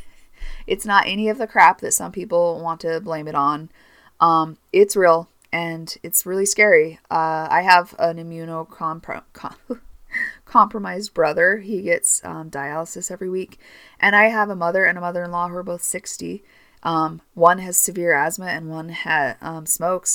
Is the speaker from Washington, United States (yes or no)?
no; Northern California, United States; now in Utah, United States; I grew up in Northern California